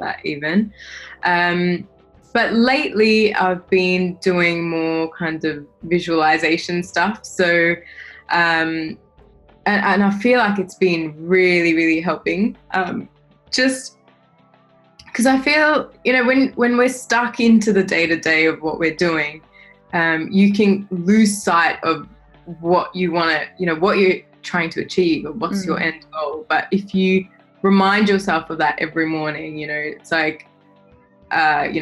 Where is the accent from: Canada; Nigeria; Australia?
Australia; I'm from Australia, you know, background is Indian